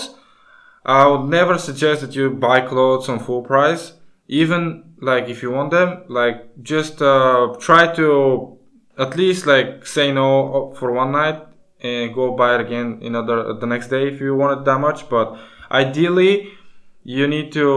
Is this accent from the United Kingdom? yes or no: no; Bulgaria; we come from Bulgaria, which is still in the European Union, but we use a different currency